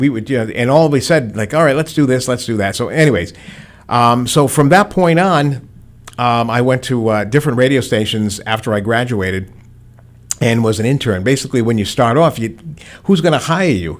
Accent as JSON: {"language": "English", "town": "Providence", "region": "Rhode Island", "country": "United States", "tie": "born or raised there", "moved": "as an adult", "lives_now": "Attleboro, United States", "said": "was born and raised in Providence"}